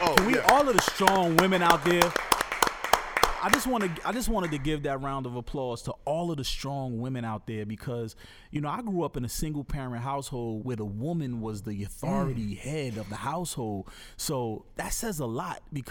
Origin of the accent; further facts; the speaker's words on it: Newark, New Jersey, United States; also born or lived in Raleigh, North Carolina / Paris; I was born and raised in Newark, New Jersey